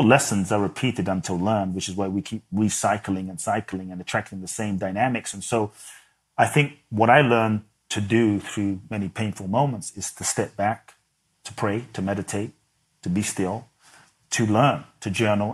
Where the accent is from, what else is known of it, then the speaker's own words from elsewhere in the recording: London, United Kingdom; moved away as an adult; also born or lived in Ghana; now in United States; I was born in Ghana. My father's from Ghana. My mother's Japanese. I grew up in London.